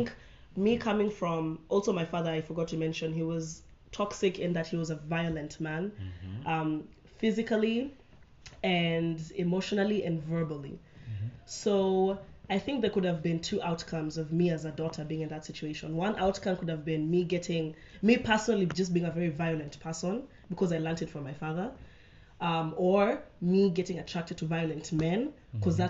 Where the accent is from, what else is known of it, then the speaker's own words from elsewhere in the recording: Kenya; also born or lived in United States; now in Rwanda; I am Kenyan, but before I came to Rwanda, I was based in the US